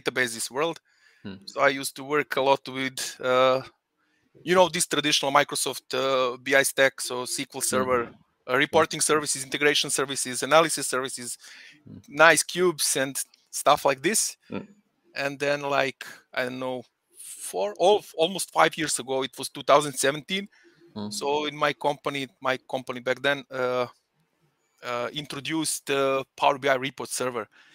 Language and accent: English; Belgrade, Serbia; moved away as an adult; now in Salzburg, Austria; I'm originally from Belgrade in Serbia, but I live in really fun, wonderful, beautiful city of Salzburg in Austria for last almost 6 years.